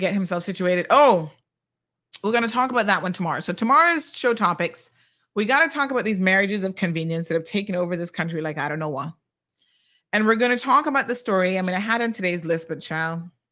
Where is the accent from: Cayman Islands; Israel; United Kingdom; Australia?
Cayman Islands